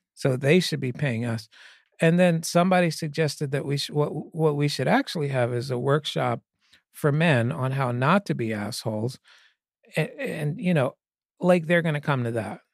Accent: Pennsylvania, United States; I grew up in Pennsylvania

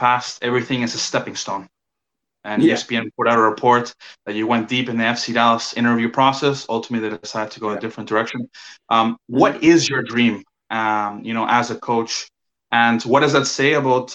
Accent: Chile; now in Canada; I was born in Chile

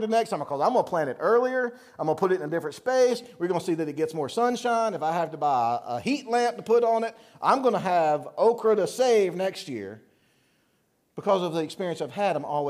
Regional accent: the South, United States; now in Pennsylvania, United States; I'm from the South

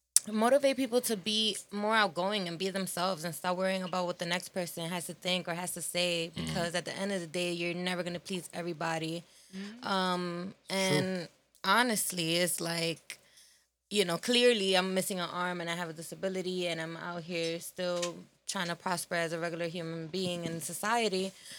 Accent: New York City, New York, United States; New York City.

